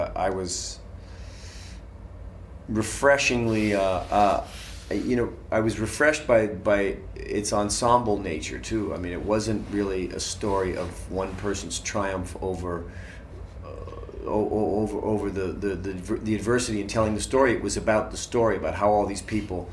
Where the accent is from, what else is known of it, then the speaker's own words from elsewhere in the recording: Boston, Massachusetts, United States; I grew up in Boston, Irish Catholic